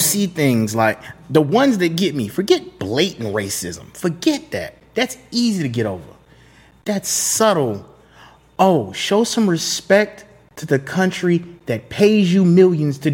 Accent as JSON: {"language": "English", "area": "Broward County", "region": "South Florida", "country": "United States", "tie": "born or raised there", "also_born_or_lived": "Miami, Florida", "said": "Growing up in South Florida, I was born in Miami. I grew up in Broward County"}